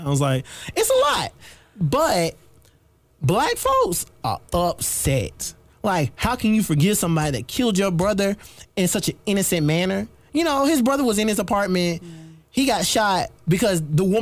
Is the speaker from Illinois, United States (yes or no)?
no; South Carolina, United States; I'm not a New Yorker at all. Hearts of South Carolina